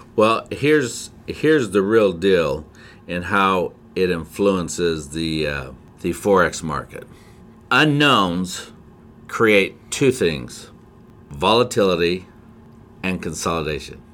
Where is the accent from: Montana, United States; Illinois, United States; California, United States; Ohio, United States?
Montana, United States; Whitefish; I was born in Whitefish, Montana